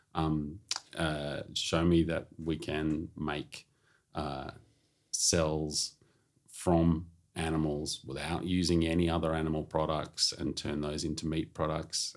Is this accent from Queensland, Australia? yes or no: no; Melbourne, Victoria, Australia; I grew up in Melbourne